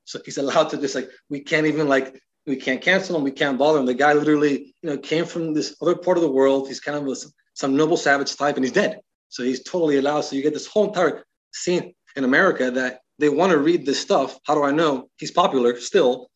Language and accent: English; Miami, Florida, United States; moved away as an adult; also born or lived in Iowa; I come from Miami, uh, probably you could say I'm from the hood. It's the way I grew up.